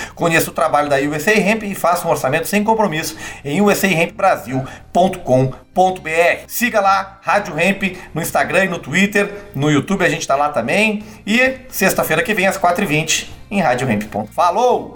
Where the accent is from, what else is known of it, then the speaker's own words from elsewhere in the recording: Gravataí, Rio Grande do Sul, Brazil; lá na minha cidade, Gravataí, minha cidade natal